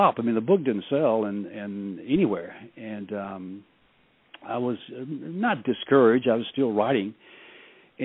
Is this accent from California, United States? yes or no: no; a suburb of Memphis, Mississippi, United States; I'd practiced law for 10 years in my hometown, which is a suburb of Memphis